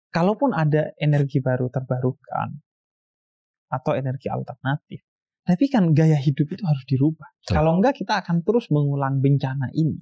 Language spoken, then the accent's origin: Indonesian; Bondowoso, East Java, Indonesia; di kampung saya di Bondoso.